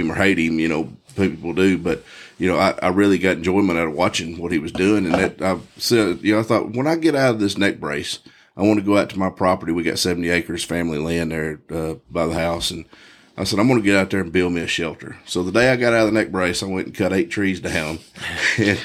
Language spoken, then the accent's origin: English; Texas, United States; I grew up in Texas, born and raised